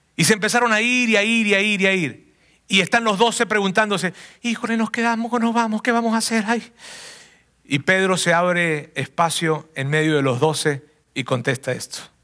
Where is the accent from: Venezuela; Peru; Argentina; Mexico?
Venezuela; southern Venezuela; moved away as an adult; salí de mi ciudad natal, una ciudad que queda al sur de Venezuela